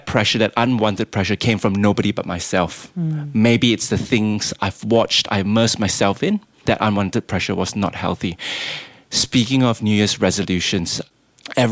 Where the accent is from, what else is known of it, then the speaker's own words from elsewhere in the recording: Malaysia; moved away; I don't sound Lebanese and I'm not. I'm Malaysian